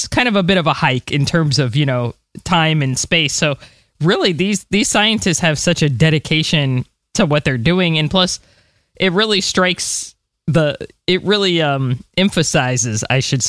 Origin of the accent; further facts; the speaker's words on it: United States; as an American myself